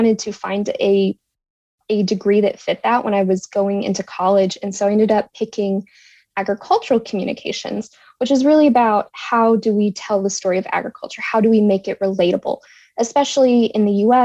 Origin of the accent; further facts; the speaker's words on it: Texas, United States; I'm from Texas